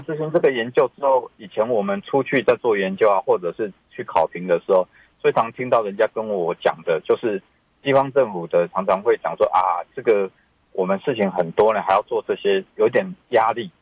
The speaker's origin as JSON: {"language": "Chinese", "town": "Zuozhen", "region": "Tainan", "country": "Taiwan", "tie": "born or raised there", "said": "我来自偏乡嘛，我大概是，我， 我的家乡是台南市左镇，哦。那大， 大概是全台湾第二少人口的人，嗯。而且其实老化非常非常快的， 的地方嘛"}